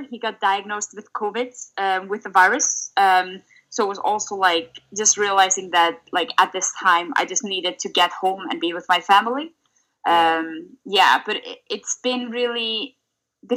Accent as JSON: {"language": "English", "town": "Reykjavik", "region": "Capital Region", "country": "Iceland", "tie": "born or raised there", "moved": "as an adult", "said": "I'm currently in Reykjavik, Iceland. So that's my hometown here in Iceland"}